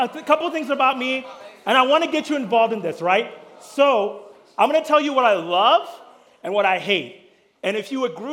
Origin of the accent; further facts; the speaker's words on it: Kenya; also born or lived in Pittsburgh / California; now in Oceanside, United States; I was born in Kenya, moved to Pittsburgh, came to California, got a job at Mariners